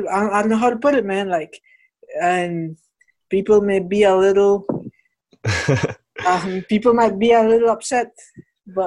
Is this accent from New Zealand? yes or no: no; Belize; I was born here in Belize.